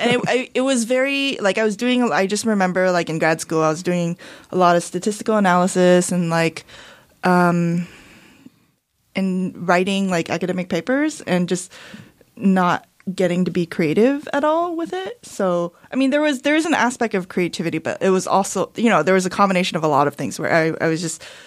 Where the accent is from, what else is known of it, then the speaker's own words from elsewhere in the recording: Rosemead, California, United States; I grew up in Rosemead. Okay. In the San Gabriel Valley.